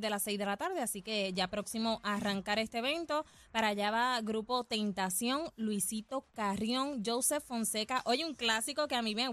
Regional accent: Caguas, Puerto Rico; en mi pueblo Caguas.

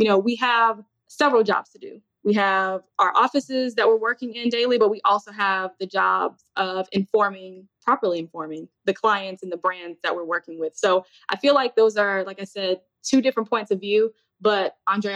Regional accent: Chicago, Illinois, United States; moved away as an adult; now in Texas, United States; I'm from Chicago, but relocated to Texas.

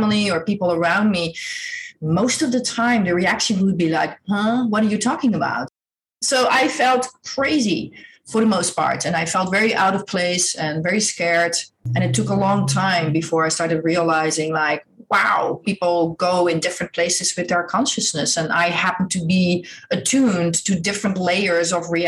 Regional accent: Netherlands; I grew up in Holland. I'm Dutch.

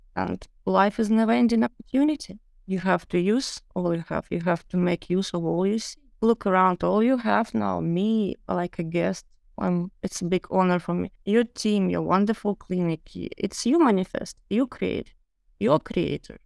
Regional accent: Ukraine; also born or lived in London; now in Miami, United States; I moved from London to Ukraine to my homeland

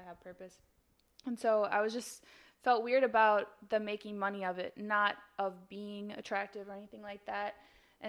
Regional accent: Chicago, Illinois, United States; moved away as an adult; now in Los Angeles, United States; I'm from Chicago. I've been in LA 4.5 years

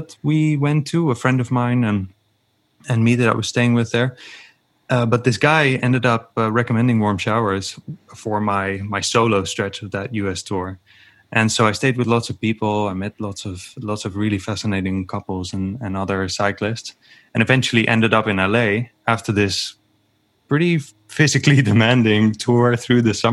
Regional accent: Netherlands; I'm from the Netherlands

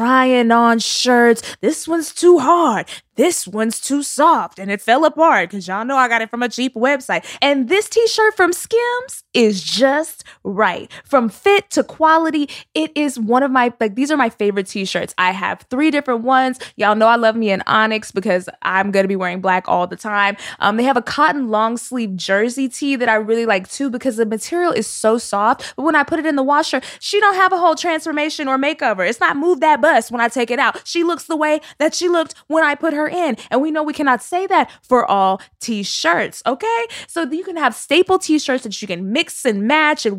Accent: Texas, United States; I'm from Texas.

